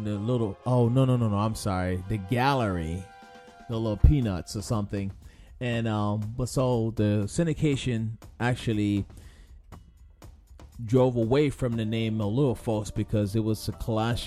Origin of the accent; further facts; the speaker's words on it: West Chester, Pennsylvania, United States; the newspaper in my hometown. They got in touch with me. They called me up because they know I was a cartoonist, and I was starting to make myself known in the town in Westchester, Pennsylvania.